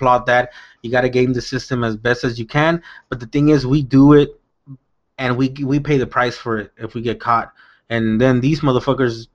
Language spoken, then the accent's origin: English; South Gate, California, United States; I grew up in Southgate, California